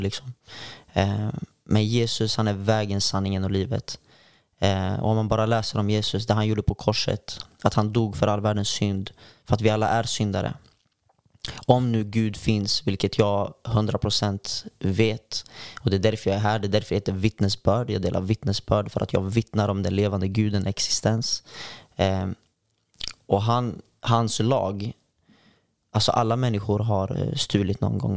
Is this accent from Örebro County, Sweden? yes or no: yes; Örebro, Örebro County, Sweden; now in Gothenburg, Sweden; jag kommer från eh, Örebro från början